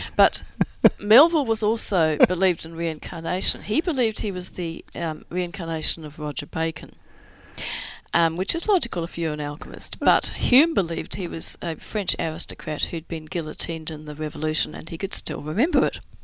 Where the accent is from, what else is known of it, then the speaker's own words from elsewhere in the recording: Christchurch, Canterbury, New Zealand; moved away; I grew up in New, I'm I'm from New Zealand, I'm from Christchurch